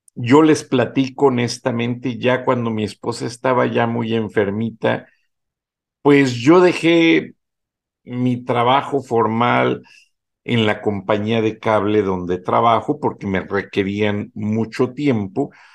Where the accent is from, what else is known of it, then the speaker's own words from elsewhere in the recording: Acámbaro, Guanajuato, Mexico; moved away as an adult; also born or lived in Monterrey; natal Acámbaro, Guanajuato